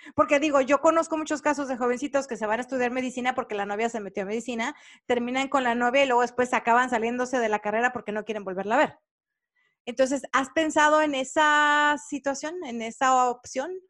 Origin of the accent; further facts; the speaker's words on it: Mexico; now in United States; Para nosotros los latinos, sobre todo los mexicanos